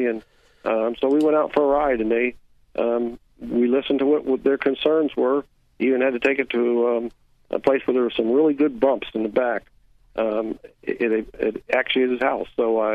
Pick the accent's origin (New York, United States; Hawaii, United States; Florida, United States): Florida, United States; Orlando; also born or lived in Lake Mary; I was born in Orlando and raised, and then we moved to Lake Mary in 1970.